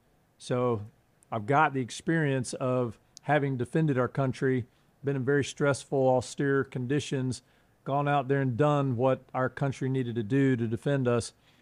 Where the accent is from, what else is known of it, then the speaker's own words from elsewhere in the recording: North Carolina, United States; accent: Southern; now in Hawaii, United States; I've got this Southern accent. I grew up in North Carolina, and I left North Carolina a long time ago, but the accent didn't leave.